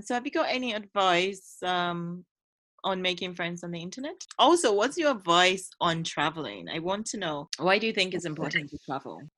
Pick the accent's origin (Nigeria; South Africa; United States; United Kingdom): Nigeria; I love living in this country and I love being a Nigerian